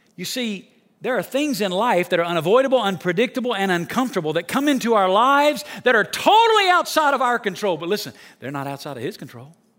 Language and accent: English; Alabama, United States; moved away as an adult; now in Las Vegas, United States; I'm from Alabama. When I moved to Las Vegas